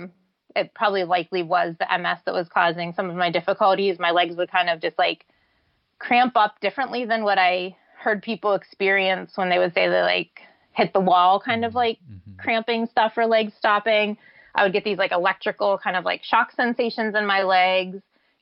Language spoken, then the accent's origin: English; Pittsburgh, Pennsylvania, United States; Pittsburgh, which is my hometown